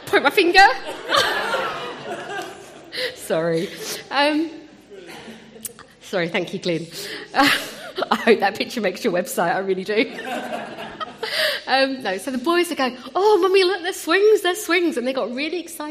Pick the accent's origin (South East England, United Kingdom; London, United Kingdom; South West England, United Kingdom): London, United Kingdom; Wimbledon; also born or lived in India; now in Croydon, United Kingdom; So Wimbledon is my home, but although I now live in Croydon